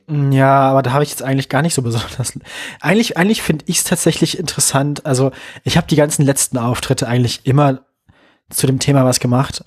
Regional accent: West Germany, Germany; now in Leipzig, Germany; als Wessi

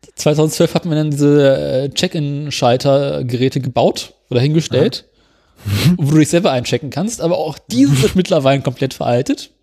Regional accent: Berlin, Germany; ich komme aus Berlin

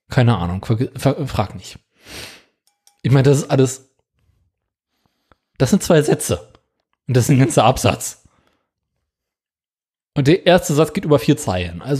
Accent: Luxembourg; Weil ich als kriegsgeschädigter Jüngling groß geworden in Luxemburg wissen wollte

